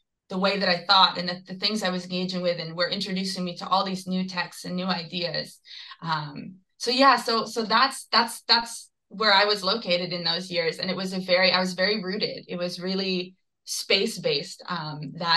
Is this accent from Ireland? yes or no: no; Georgetown, Ontario, Canada; now in Toronto, Canada; both Philippe and I grew up in Georgetown, Ontario